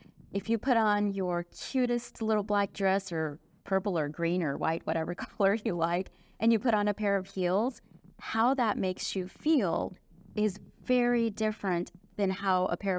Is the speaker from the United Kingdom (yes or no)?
yes; England, United Kingdom; born there; also born or lived in Dallas; I was born in England. I went to school there for a few years. Actually, my family traveled back and forth between Dallas and London.